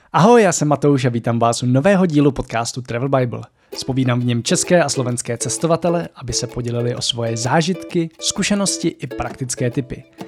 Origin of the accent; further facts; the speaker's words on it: Czechia; my tady jako Češi